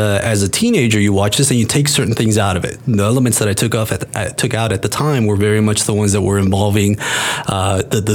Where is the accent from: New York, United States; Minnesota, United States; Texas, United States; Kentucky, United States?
Texas, United States; Eagle Pass; also born or lived in Mexico; originally I'm from Mexico, and I grew up in, on the border, a little town called Eagle Pass